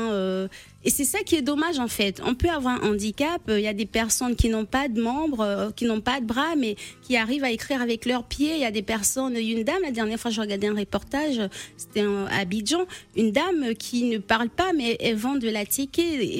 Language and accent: French; Moanda, Haut-Ogooué, Gabon; now in Limoges, France; je suis de Moanda